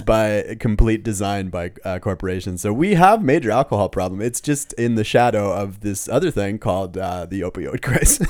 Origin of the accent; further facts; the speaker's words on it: Los Angeles, California, United States; moved away as an adult; now in Germany; I was born in Los Angeles